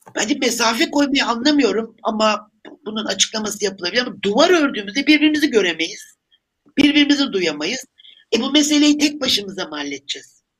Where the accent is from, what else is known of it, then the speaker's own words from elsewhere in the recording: Turkey; ben bir Türk olarak